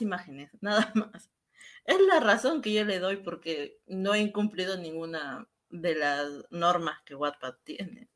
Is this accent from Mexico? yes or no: no; Peru; en mi país, en Perú